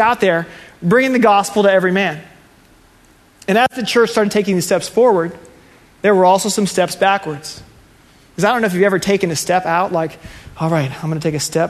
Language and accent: English; Plantation, Florida, United States; I grew up in Plantation, so just a few miles away